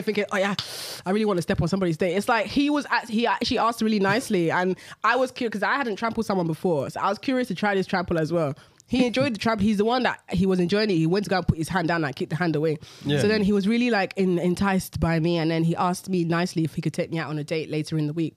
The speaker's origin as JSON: {"language": "English", "region": "London", "country": "United Kingdom", "tie": "born or raised there", "said": "London, to two Nigerian parents."}